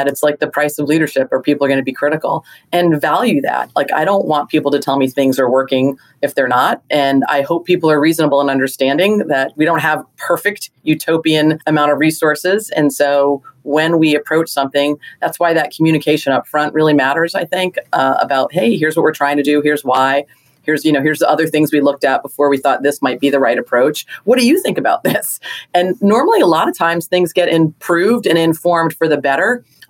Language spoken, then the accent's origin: English; Hawaii, United States; born there; I feel fortunate that I'm a Navy brat. I was born in Hawaii, lived all over.